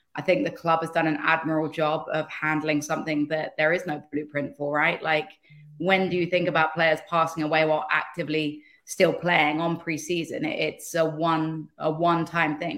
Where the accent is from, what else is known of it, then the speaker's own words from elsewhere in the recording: England, United Kingdom; moved away as an adult; now in United States; being English is kind of in your D N